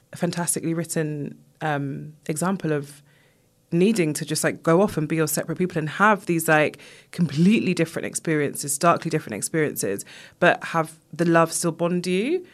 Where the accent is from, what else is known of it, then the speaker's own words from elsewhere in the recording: England, United Kingdom; I was born here, my family from Jamaica